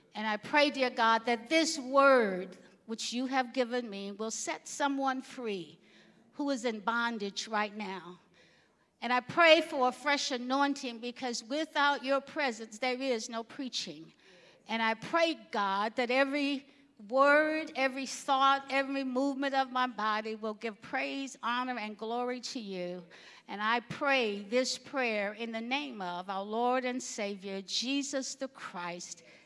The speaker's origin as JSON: {"language": "English", "region": "Alabama", "country": "United States", "tie": "born or raised there", "said": "growing up in Alabama"}